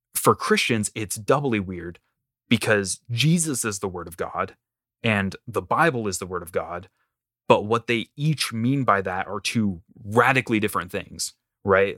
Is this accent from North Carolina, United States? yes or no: yes; North Carolina, United States; moved away as an adult; also born or lived in Illinois; I am born and raised in down south, North Carolina